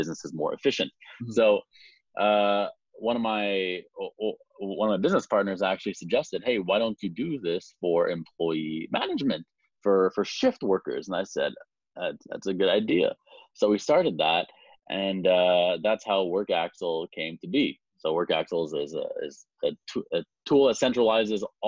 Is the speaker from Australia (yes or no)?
no; Montreal, Quebec, Canada; I'm from Montreal